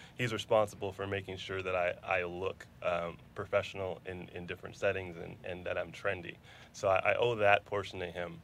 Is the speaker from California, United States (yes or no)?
no; New Mexico, United States; moved away as an adult; also born or lived in Pennsylvania / New York / Alabama; now in Houston, United States; I grew up predominantly in New Mexico. So undergrad, high school, law school, parts of middle school, parts of elementary school, all in New Mexico